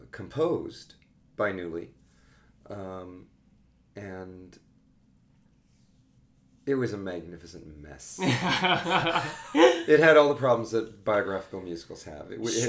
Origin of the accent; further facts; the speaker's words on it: San Diego, California, United States; moved away as an adult; now in New York, United States; I grew up in San Diego, but I was essentially a small town boy.